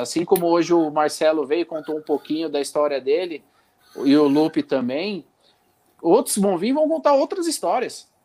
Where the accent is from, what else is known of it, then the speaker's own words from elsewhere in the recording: Santo André, São Paulo, Brazil; é criado em Santo André, fui criado, inclusive eu fui criado junto com ele com no Jaçatuba